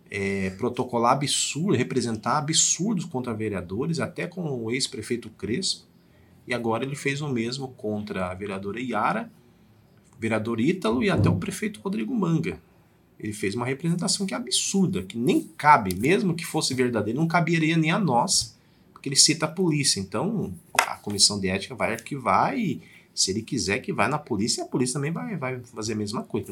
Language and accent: Portuguese; Diadema, São Paulo, Brazil; now in Sorocaba, Brazil; eu não sou sorocabano, eu nasci em Diadema